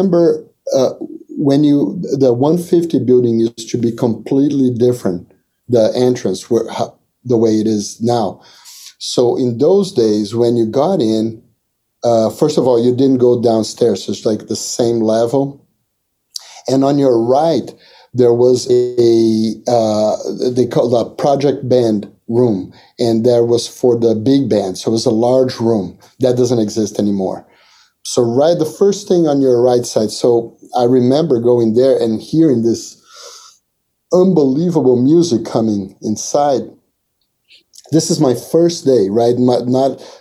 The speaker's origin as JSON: {"language": "English", "country": "Brazil", "moved": "as an adult", "said": "I'm from Brazil"}